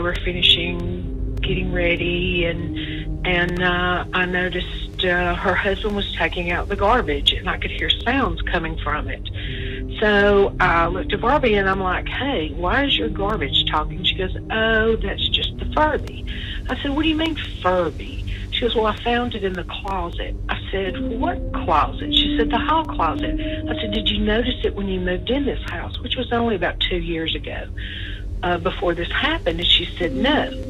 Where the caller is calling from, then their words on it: Alabama, United States; I'm calling from Alabama